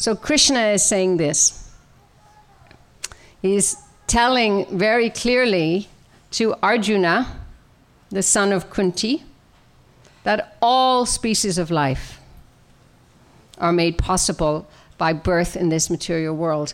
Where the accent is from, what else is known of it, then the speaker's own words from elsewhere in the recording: Ireland; now in Maryland, United States; I was born and raised in Ireland, as most of you know, in a good Catholic tradition